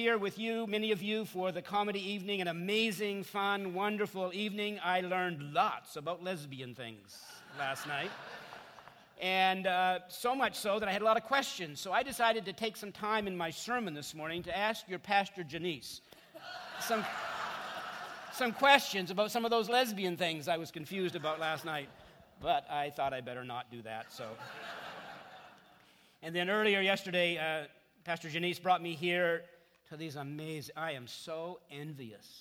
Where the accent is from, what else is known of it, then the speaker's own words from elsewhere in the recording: Canada; I'm from Canada, and so I have an accent, apparently.